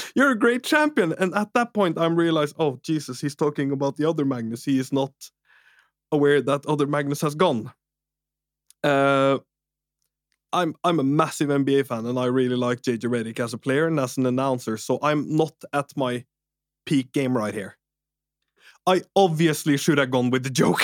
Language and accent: English; Norway; English is a second language; I'm Norwegian as well